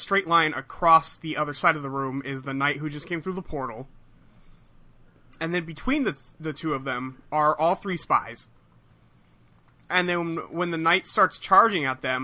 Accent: California, United States; as a Californian

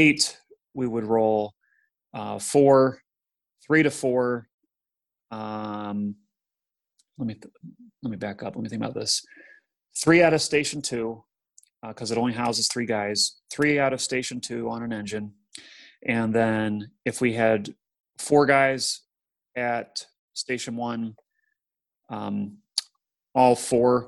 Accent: Kent, Ohio, United States; my hometown of Kent, Ohio

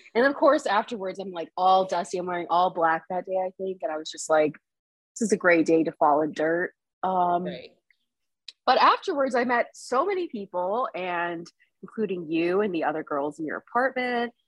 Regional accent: South Florida, United States; moved away as an adult; also born or lived in Nepal; now in Boston, United States; I grew up in South Florida and I moved to Boston five years ago

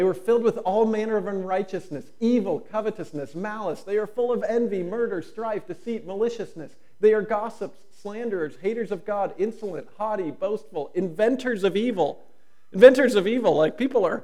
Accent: United States; being an American

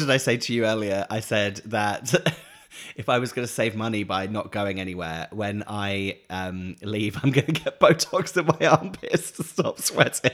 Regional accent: Norfolk, East of England, United Kingdom; moved away; where I grew up in Norfolk, we had the Norfolk Broads

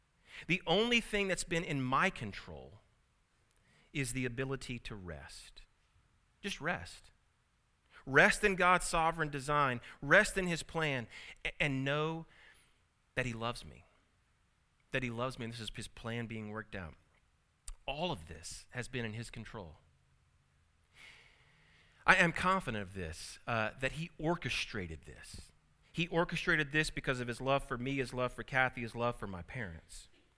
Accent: Tulsa, Oklahoma, United States; born there; I was born here in Tulsa at St. Francis. So it's kind of neat to come back to the place of your birth.

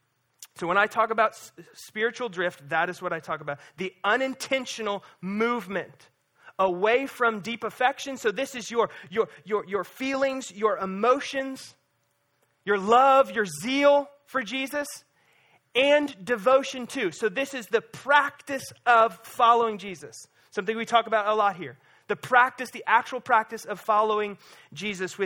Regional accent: Lake of the Ozarks, Missouri, United States; growing up on the Lake of the Ozarks

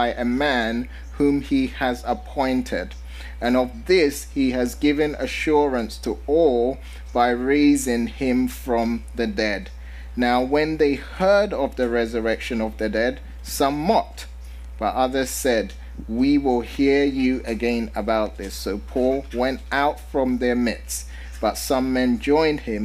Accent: London, United Kingdom; now in San Diego, United States; I'm originally from London

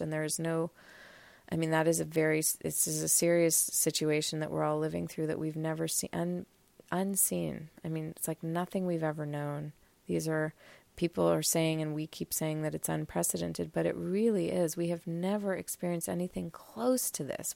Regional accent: Montreal, Quebec, Canada; I am coming to you live and raw from the cottage just north of Montreal, my hometown.

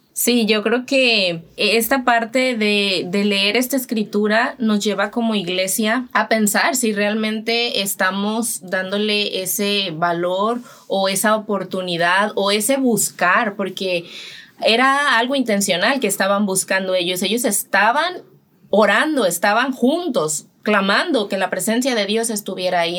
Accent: Mexico; moved away as an adult; now in Dominican Republic; soy de México y estoy aquí

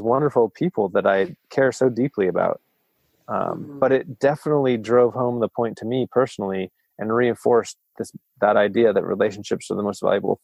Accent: Friday Harbor, Washington, United States; moved away as an adult; also born or lived in Arcata, California / Eureka, California; my hometown in Friday Harbor, Washington

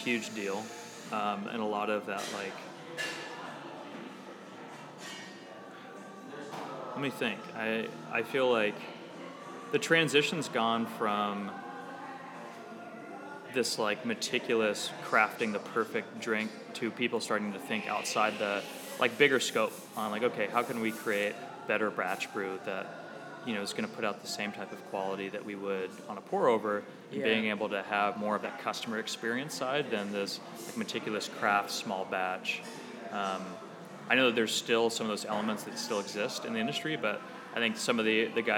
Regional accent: Lincoln, Nebraska, United States; also born or lived in Omaha, Nebraska; I grew up in Lincoln, in Nebraska

